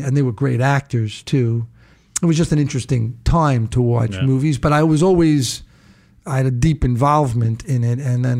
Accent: New York City, New York, United States; also born or lived in Brooklyn / Rosedale, Queens; I was born in Brooklyn. I think it was Kings County Hospital. But I grew up in Hollis, Queens, and then we moved to Rosedale, Queens.

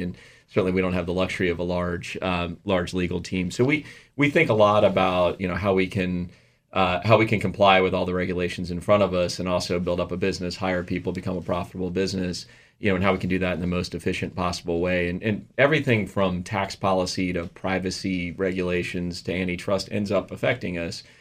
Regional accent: United States; as an American and as an American businessman

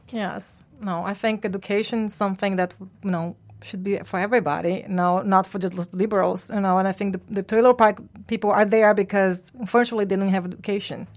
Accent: Brazil; moved away; I'm from Brazil

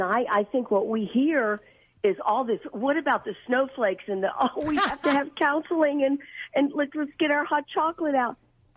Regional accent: United States; First of all, I grew up real near Washington, D.C. I'm almost 73 years old.

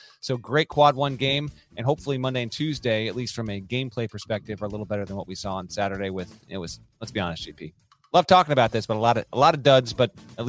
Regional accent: Connecticut, United States; That's my home state.

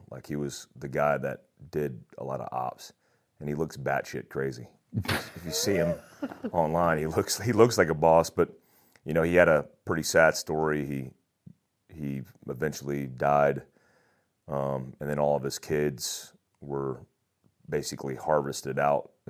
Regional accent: Daytona Beach, Florida, United States; also born or lived in Germany; I grew up in Daytona Beach, Florida for the most part. And I say for the most part because I, I was all over the place.

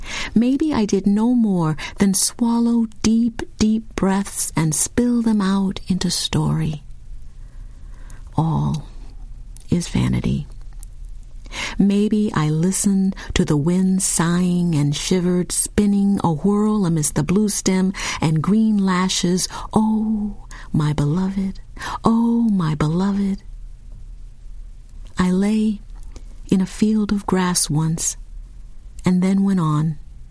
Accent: Lincoln, Nebraska, United States; I grew up in Lincoln, Nebraska, and the Nebraska landscape is beautiful, these long, low-rolling hills.

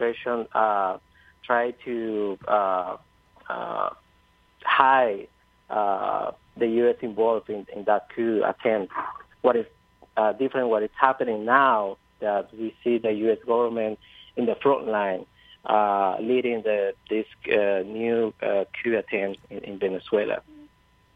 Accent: Honduras; I'm from Honduras, and as someone who's involved in social movements and the Honduran resistance

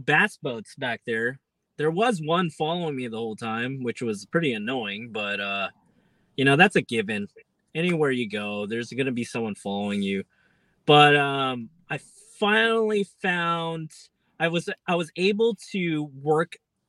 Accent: Bay Area, California, United States; I went to high school around that area

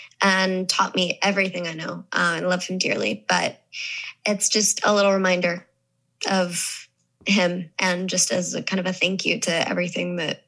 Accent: Southern US, United States; born there; accent: Southern; because I was born in the South. And so when I first learned to talk, I had a Southern accent.

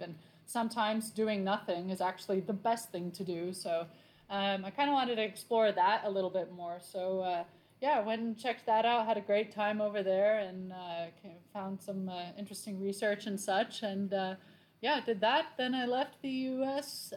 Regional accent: Laguna Beach, California, United States; now in Hawaii, United States; I'm from Laguna Beach originally. Um, I have British parents

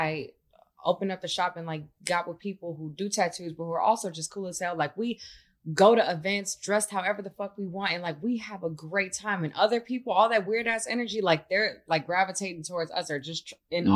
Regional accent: Chicago, Illinois, United States; now in Los Angeles, United States; I'm from Chicago

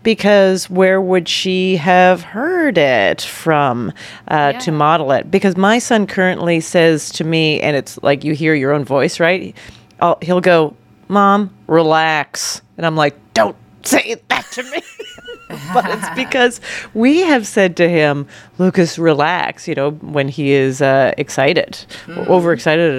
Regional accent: Canada; moved away; I grew up in Canada

